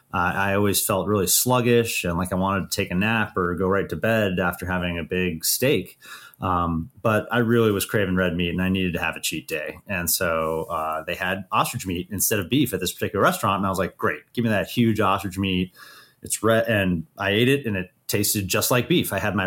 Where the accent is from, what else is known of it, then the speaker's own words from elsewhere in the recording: Idaho, United States; when I came home from South Africa to visit my family in Idaho